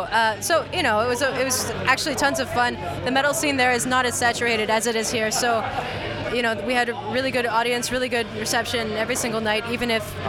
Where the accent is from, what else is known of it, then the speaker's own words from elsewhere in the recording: Houston, Texas, United States; moved away; I was born in Houston, Texas, and I moved back kind of. I have a room there, but I travel a lot, so I can't really say that I live there.